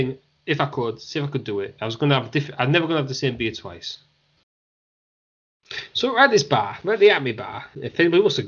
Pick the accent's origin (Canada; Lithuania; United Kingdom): United Kingdom; Hull, Yorkshire and the Humber; We're all from Hull. In Hull, England, it's where we live. It's where we're all from.